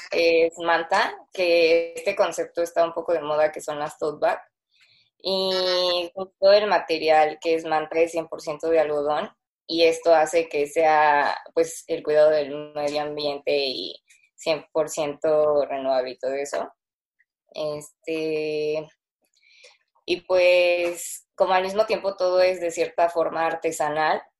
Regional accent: Mexico City, Mexico; Eh, pues somos de la Ciudad de México, las dos.

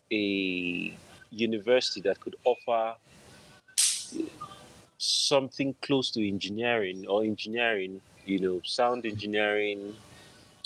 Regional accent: Benue, Nigeria; now in Abuja, Nigeria; Right now, I am in the capital city of Nigeria, Abuja. But originally, I am from Benue State. It's in north central in Nigeria.

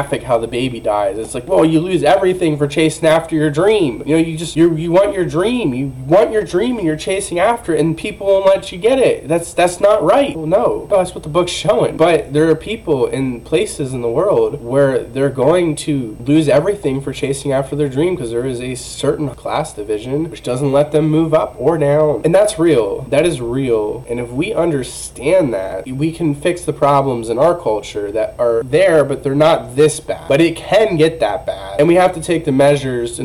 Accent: United States; I'm an American

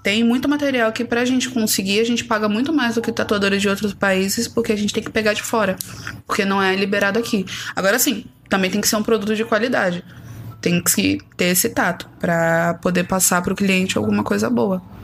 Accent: São Paulo, Brazil; also born or lived in Bahia; eu sou paulista. Eu Sim. sempre falei que eu tenho um pé em São Paulo e um pé na Bahia

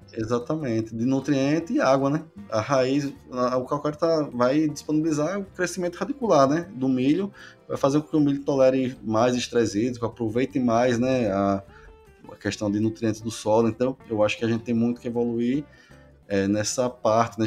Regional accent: Northeast Region, Brazil; eu sou aqui do Nordeste, né? Sou nascido e criado, né? Aqui na região

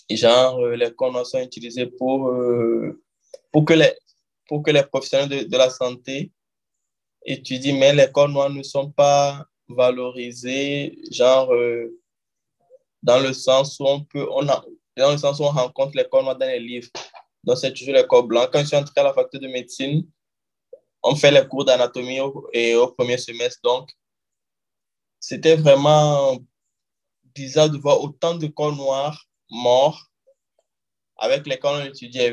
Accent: Lomé, Maritime, Togo; moved away as an adult; also born or lived in Guinea; now in Rio de Janeiro, Brazil; je suis togolais d'origine et je suis né au Togo à Lomé.

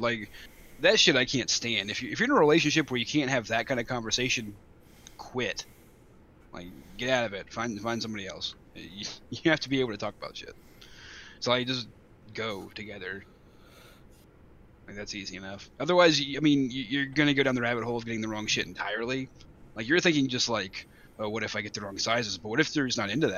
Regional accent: Alabama, United States; I am from Alabama

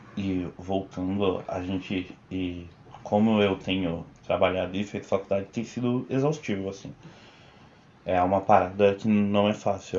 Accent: São Bernardo do Campo, São Paulo, Brazil; also born or lived in Santo André; eu sou de Bernardo, de São Bernardo do Campo. Eu nasci em Santo André, mas eu só nasci lá, nunca nem morei lá

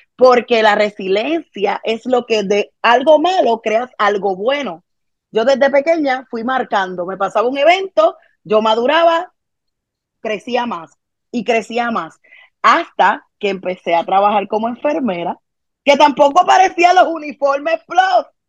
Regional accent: Carolina, Puerto Rico; also born or lived in Santurce, Puerto Rico; crecí en Carolina, Puerto Rico

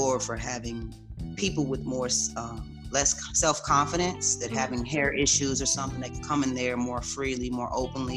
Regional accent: Kansas City, United States; now in Austin, United States; I'm originally from Kansas City, but I have made my way now to Austin, Texas

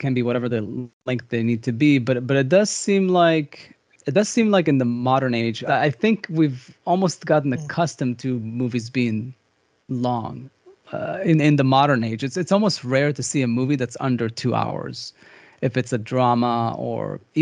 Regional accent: Israel; moved away; I grew up in Israel

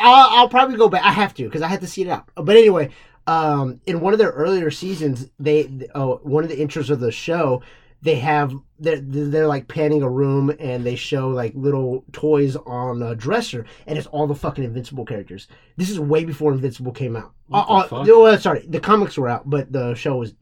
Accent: Corpus Christi, Texas, United States; I'm from Corpus

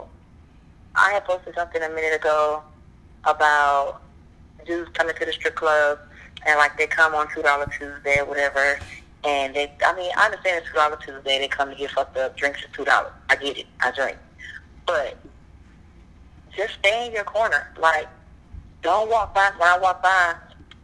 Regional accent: Ayden, North Carolina, United States; also born or lived in Greenville, North Carolina / New York; now in Charlotte, United States; I'm from this little itty bitty town near Greenville, North Carolina, called Aiden.

